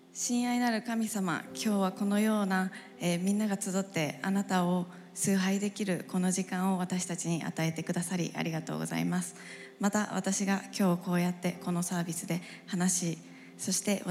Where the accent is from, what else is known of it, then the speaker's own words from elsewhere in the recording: Japan; English is a second language; moved away as an adult; now in Arkansas, United States; I'm an international student at the University of Arkansas, and I'm from Japan.